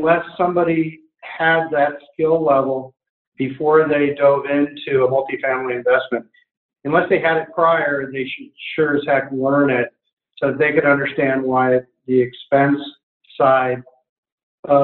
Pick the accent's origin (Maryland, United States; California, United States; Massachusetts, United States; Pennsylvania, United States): California, United States; now in Portland, United States; I'm from California